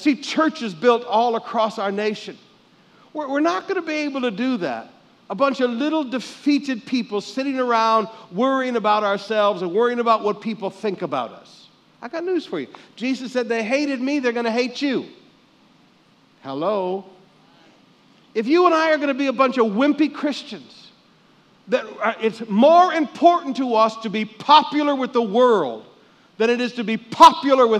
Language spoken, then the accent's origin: English; Michigan, United States; growing up in Michigan